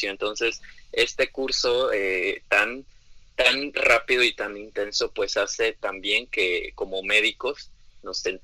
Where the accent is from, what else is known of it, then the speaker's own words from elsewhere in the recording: Mexico; las características primeramente como población mexicana sabemos muy bien que hay un alto índice de obesidad